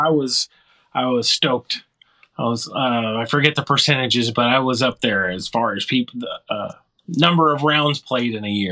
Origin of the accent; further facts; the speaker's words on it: Arkansas, United States; moved away as an adult; now in Michigan, United States; we relocated to Michigan from Arkansas, which is where I spent most of my formative years in my life